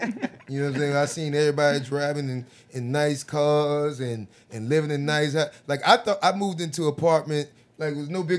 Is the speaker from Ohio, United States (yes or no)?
no; Jacksonville, Florida, United States; moved away as an adult; also born or lived in Atlanta, Georgia; growing up in Jacksonville